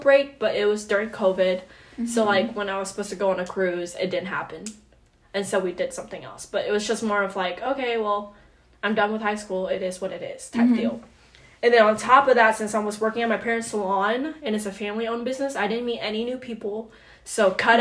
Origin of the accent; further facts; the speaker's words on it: Indiana, United States; growing up in Indiana, it's definitely a lot harder than it. Like, there's no opportunities here